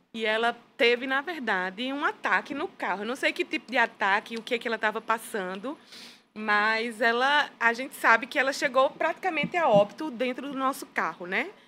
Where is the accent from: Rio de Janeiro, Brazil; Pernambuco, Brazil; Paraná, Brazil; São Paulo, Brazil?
Pernambuco, Brazil; Petrolina; moved away as an adult; also born or lived in Campina Grande / Angola; eu sou natural de Petrolina, Pernambuco